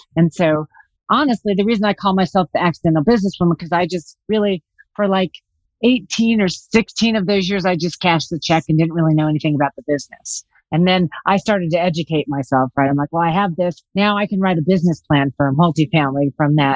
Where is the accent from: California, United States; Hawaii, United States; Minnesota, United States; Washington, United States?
California, United States; Los Angeles; also born or lived in Iowa / New York City / Colorado; now in Vail, United States; I was born in Iowa, raised in Los Angeles, uh, lived in New York City for 13 years, and I've now been in Colorado for 23